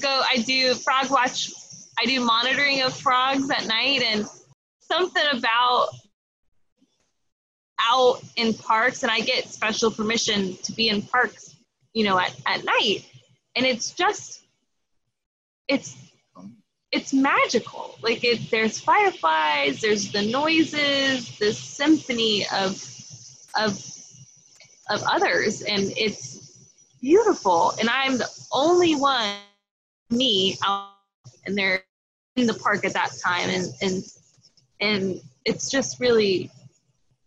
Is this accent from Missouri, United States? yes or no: no; Texas, United States; I grew up in Texas.